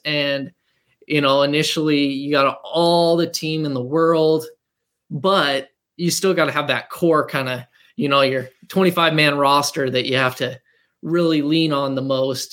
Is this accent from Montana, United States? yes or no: yes; Montana, United States; moved away as an adult; also born or lived in North Dakota; We uh, were high school sweethearts growing up in Montana